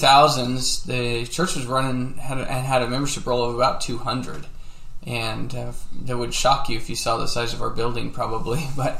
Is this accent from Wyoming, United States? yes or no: yes; Wyoming, United States; also born or lived in Colorado; I grew up in Wyoming in Colorado and have seven brothers and sisters, and we moved around a lot when I was a kid and as we were growing up.